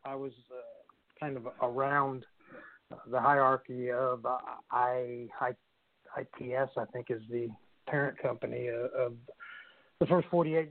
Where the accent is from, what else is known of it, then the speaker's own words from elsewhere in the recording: St. Louis, Missouri, United States; now in Tulsa, United States; I came from St. Louis, Missouri